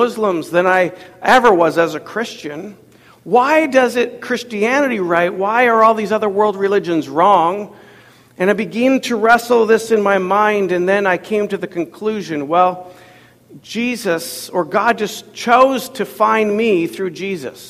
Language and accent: English; Ottawa, Ontario, Canada; moved away; I grew up in Ottawa, Ontario